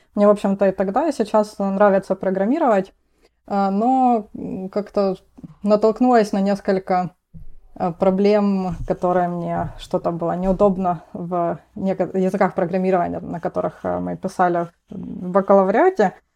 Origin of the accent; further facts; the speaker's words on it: Rostov-on-Don, Rostov Oblast, Russia; moved away as an adult; now in Boston, United States; я из города Ростов-на-Дону